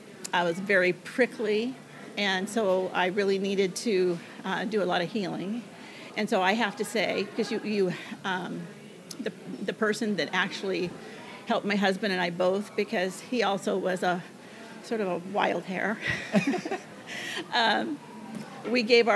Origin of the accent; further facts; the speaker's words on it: Arlington, United States; Well, I was born in Arlington, and I graduated from Arlington High School, but in between that time, I did a lot of traveling with my family.